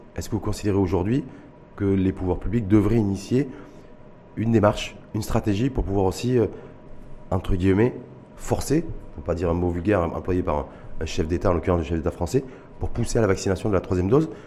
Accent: Morocco; chez nous au Maroc

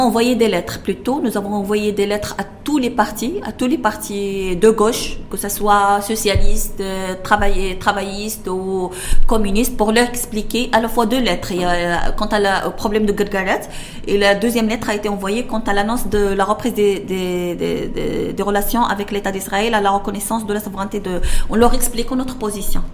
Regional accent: Tetouan, Tanger-Tetouan-Al Hoceima, Morocco; contribuer à la gestion de ma ville natale

